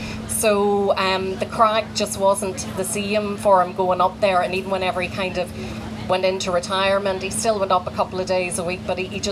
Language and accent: English; Ballymena, Northern Ireland, United Kingdom; moved away as an adult; also born or lived in West Limerick, Ireland; now in Newcastle West, Ireland; I'm from Northern Ireland.